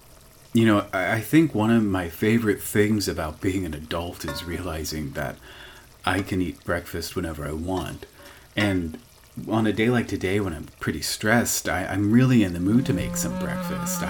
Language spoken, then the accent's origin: English; Miami, Florida, United States; we're from Miami